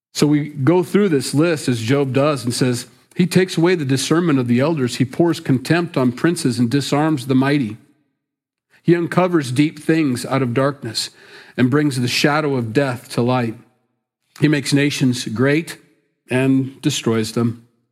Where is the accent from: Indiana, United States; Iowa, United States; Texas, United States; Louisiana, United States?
Iowa, United States; Sioux City; moved away; Sioux City, my hometown, my stomping grounds